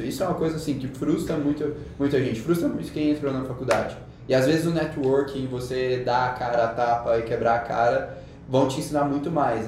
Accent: Goiânia, Goiás, Brazil; now in São Paulo, Brazil; sou de Goiânia

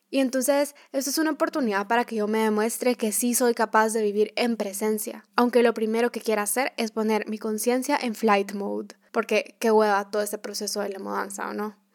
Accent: Guatemala; also born or lived in El Salvador; desde que yo nací en Guatemala y con mis papás nos fuimos a vivir a El Salvador, de que mis papás se separaron, entonces me fui a vivir donde mis abuelos, luego que me regresé a vivir a Guatemala

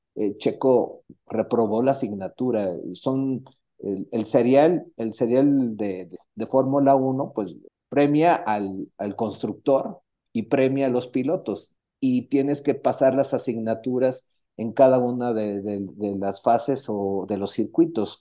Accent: Mexico; nosotros como mexicanos

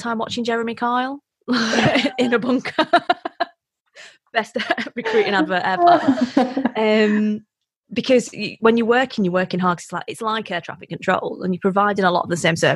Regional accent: Wigan, North West England, United Kingdom; also born or lived in South Africa; I'm from Wigan.

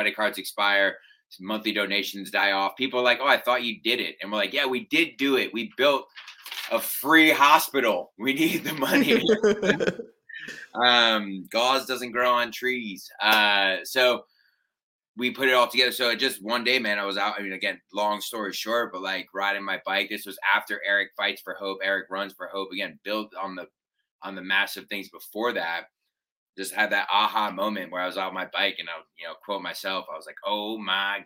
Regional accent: United States; we're American.

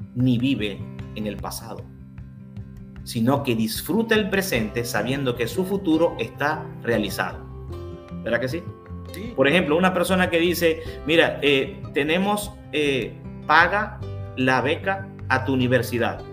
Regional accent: Venezuela; now in Mexico; en el 2018 yo, yo recibí la nacionalidad mexicana, así que si me ponen arepas, soy venezolano

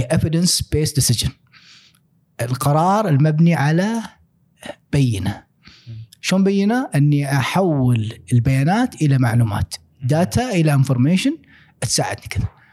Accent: Al-Ahsa, Eastern Province, Saudi Arabia; also born or lived in Dhahran, Saudi Arabia / Khobar, Saudi Arabia / Australia; أنا شرقاوي يعني كنت إيه. قلنا نتكلم يعني 18 سنة عشتها في آه الأحساء

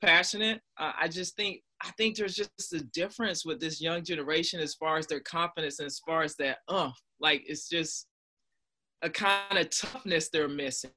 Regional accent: North Carolina, United States; I'm from North Carolina.

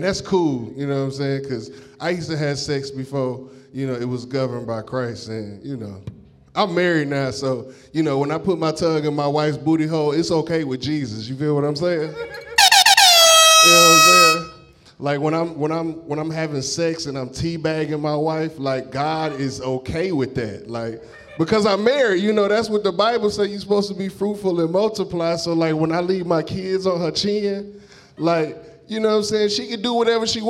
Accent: Detroit, Michigan, United States; moved away; I'm from Detroit

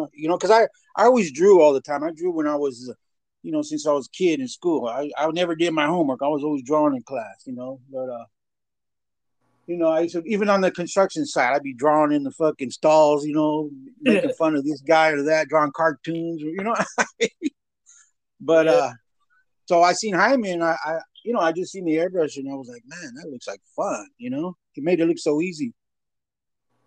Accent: Sacramento, California, United States; South Sac

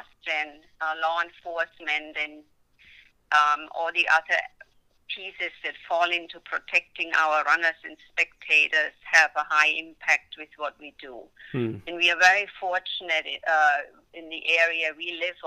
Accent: Germany; moved away; it's my home country

